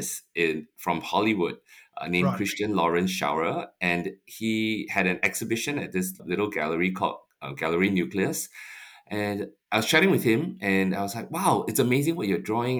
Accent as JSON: {"language": "English", "country": "Singapore", "tie": "born or raised there", "moved": "yes", "said": "growing up in Singapore"}